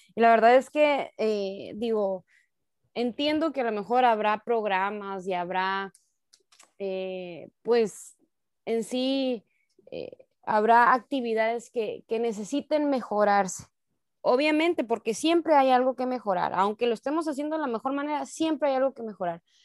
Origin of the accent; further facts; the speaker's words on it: Sonora, Mexico; como sonorenses, como mexicanos